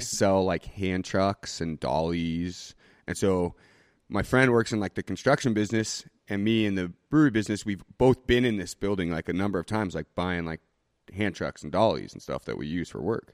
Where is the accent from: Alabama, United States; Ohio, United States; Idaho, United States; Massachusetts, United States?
Idaho, United States; Boise; also born or lived in Portland / Nicaragua; I was born and raised here in Boise